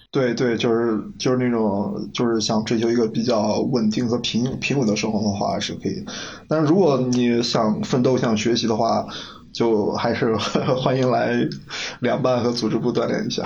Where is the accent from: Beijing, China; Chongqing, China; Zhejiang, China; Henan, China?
Henan, China; now in Sichuan, China; 在我们河南那，几个好兄弟在一句聚会，那不喝点白的